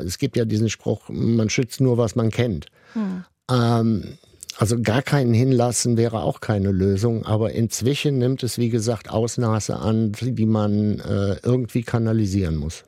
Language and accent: German; Sankt Augustin, North Rhine-Westphalia, Germany; bin in der Nähe von Bonn aufgewachsen und in St. Augustin